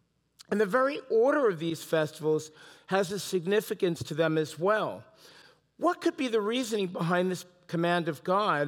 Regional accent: New York City, New York, United States; was very special to me as I was growing up as a boy in New York City. Now, I bet you couldn't tell, I'm originally from New York, right?

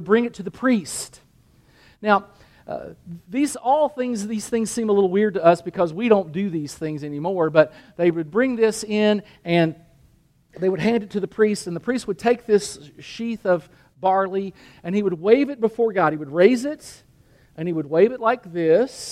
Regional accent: Danville, Kentucky, United States; I grew up in Danville, Kentucky

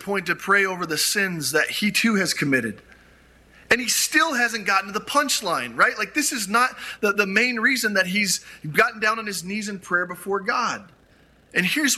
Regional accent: Grand Junction, Colorado, United States; my hometown of Grand Junction

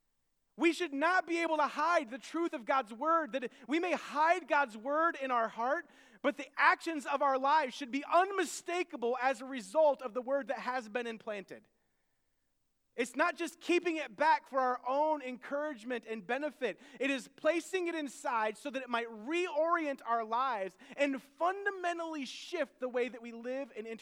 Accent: United States; I can't go anywhere without people knowing that I am American. My appearance screams American.

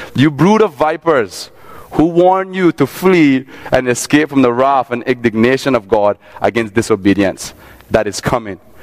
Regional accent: Cayman Islands; I grew up in Cayman. I'm from Cayman.

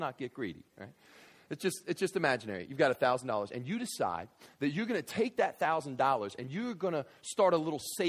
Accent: Kentucky, United States; moved away; I grew up in Kentucky

